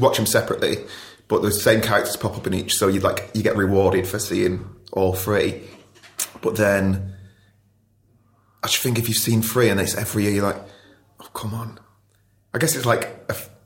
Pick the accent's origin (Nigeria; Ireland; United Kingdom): United Kingdom; Ashton-under-Lyne, North West England; So I grew up in Ashton, under like Tameside